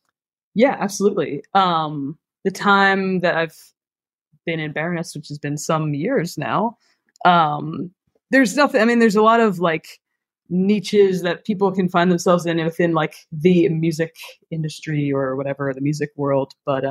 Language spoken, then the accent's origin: English; Philadelphia, Pennsylvania, United States; I was born and raised in Philadelphia in a neighborhood called Roxborough. Roxborough Manayunk is the neighborhood, and that is where I currently live still.